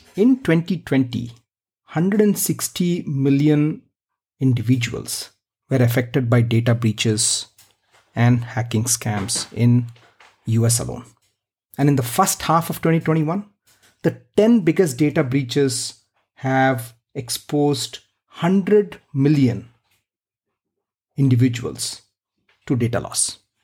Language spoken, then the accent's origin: English; India; I grew up in India